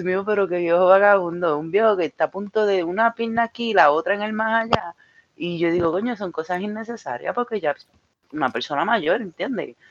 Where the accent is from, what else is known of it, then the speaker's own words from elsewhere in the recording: Mayagüez, Puerto Rico; moved away; cuando yo, era más pequeña en mi país, eh, siempre pues pasábamos por, por una luz en, un sitio específico en Mayagüez